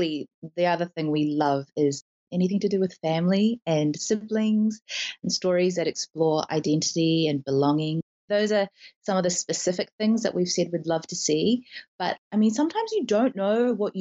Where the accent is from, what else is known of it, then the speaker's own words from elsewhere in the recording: New Zealand; we talk a lot about being Kiwi